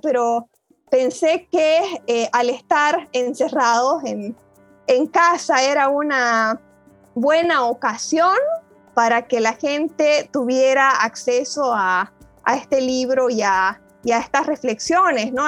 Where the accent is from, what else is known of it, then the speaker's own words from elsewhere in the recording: Bolivia; moved away as an adult; also born or lived in Buenos Aires, Argentina; now in Ithaca, United States; me fui de Bolivia hace muchos años, ya hace más de 10 años que vivo en, en Ítaca, en, los Estados Unidos